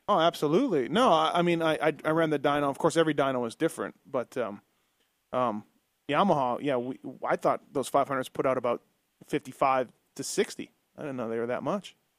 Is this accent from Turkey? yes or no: no; Canada; now in United States; I'm Canadian